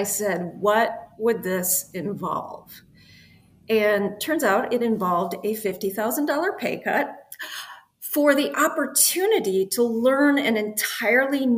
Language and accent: English; Midwest, United States; I grew up in the Midwest, very kind of conservative parents who you follow the straight line